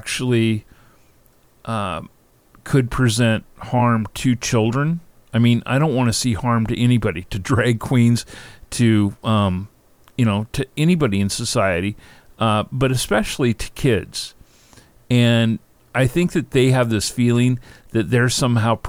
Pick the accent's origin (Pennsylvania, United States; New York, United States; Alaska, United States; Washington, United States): Washington, United States; Seattle; I grew up in Seattle